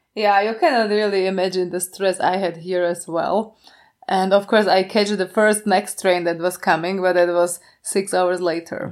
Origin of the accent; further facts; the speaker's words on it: Košice, Košice Region, Slovakia; I was living in Slovakia all my life. I was born in Košice and I live in Košice also right now.